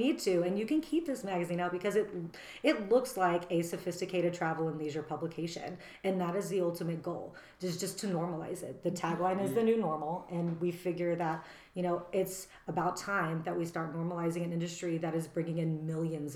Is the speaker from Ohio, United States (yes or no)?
no; Texas, United States; moved away; we Richard and I bond over this because we're both from Texas